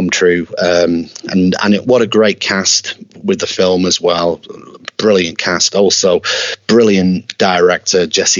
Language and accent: English; Preston, North West England, United Kingdom; my hometown of Preston in Lancashire in the UK